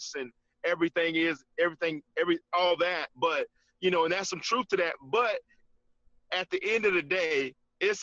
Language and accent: English; Gainesville, Georgia, United States; I grew up in Gainesville